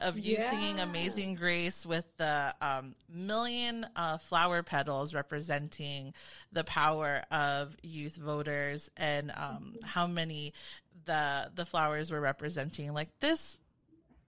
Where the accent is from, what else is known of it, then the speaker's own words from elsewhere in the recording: Long Beach, California, United States; I'm from SoCal, specifically from the Carson, Long Beach area.